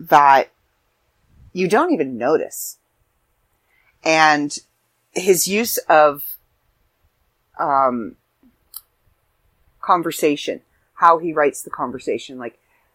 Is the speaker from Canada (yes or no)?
yes; Canada; I'm Canadian